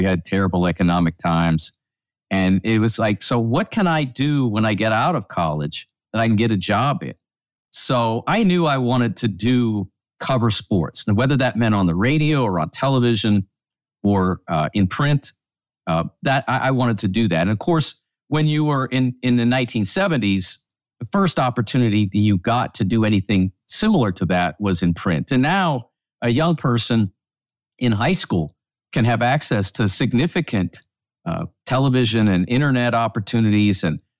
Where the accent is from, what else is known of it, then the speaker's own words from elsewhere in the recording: Pittsburgh, Pennsylvania, United States; Well, it's interesting because, Todd, I grew up in the Pittsburgh area